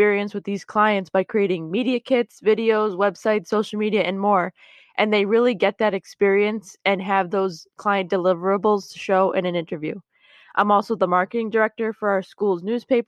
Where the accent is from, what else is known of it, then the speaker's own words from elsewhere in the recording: Massachusetts, United States; I'm from Massachusetts.